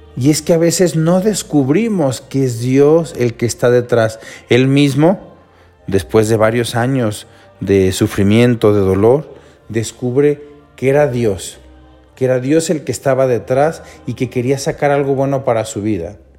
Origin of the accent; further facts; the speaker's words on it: Mexico; nosotros como mexicanos